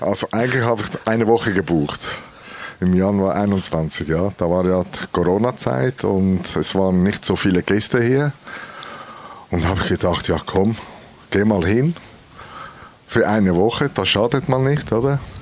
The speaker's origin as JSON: {"language": "German", "country": "Switzerland", "said": "bei uns in der Schweiz"}